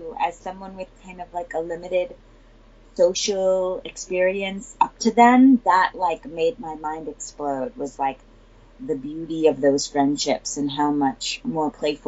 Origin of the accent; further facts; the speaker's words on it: Newtown, Connecticut, United States; I'm from Newtown, Connecticut.